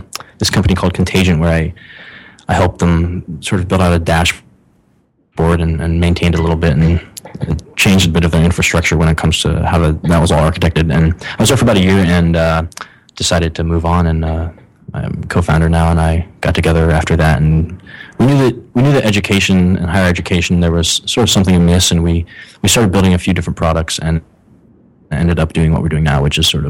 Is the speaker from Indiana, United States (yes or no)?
no; Ohio, United States; moved away as an adult; also born or lived in Illinois / San Francisco; I'm from the Midwest. I actually grew up in Ohio.